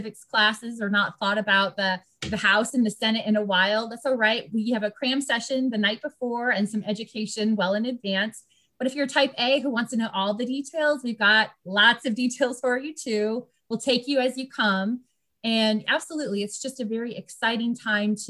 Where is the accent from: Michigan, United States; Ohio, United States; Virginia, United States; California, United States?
Virginia, United States; I'm from Virginia